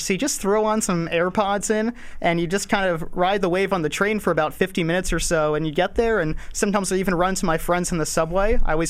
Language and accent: English; New York City, New York, United States; I'm born and raised in Manhattan, New York, but currently I'm staying with my dad in Bed-Stuy before I move out in a few weeks